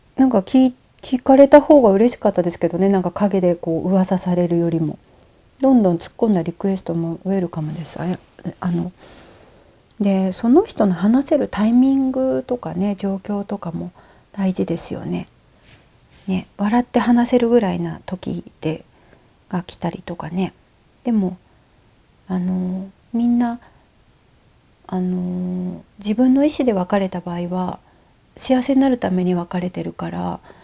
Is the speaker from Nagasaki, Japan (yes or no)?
yes; Nagasaki, Japan; now in Nagano, Japan; 小さい時っていうか今42歳なんだけど、えっと、長崎に住んでてちっちゃな港町に住んでて